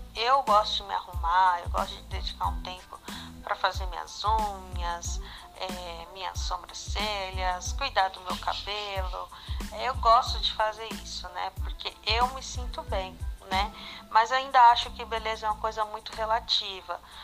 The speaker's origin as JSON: {"language": "Portuguese", "region": "São Paulo", "country": "Brazil", "said": "sou brasileira de São Paulo"}